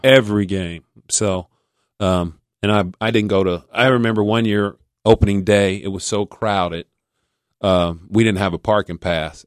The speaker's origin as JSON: {"language": "English", "town": "Silverton", "region": "Ohio", "country": "United States", "tie": "born or raised there", "said": "in my house, we grew up in Silverton"}